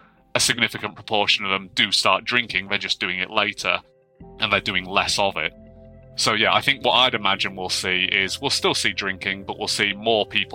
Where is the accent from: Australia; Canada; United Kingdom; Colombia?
United Kingdom; Yorkshire and the Humber; I grew up in Yorkshire as well.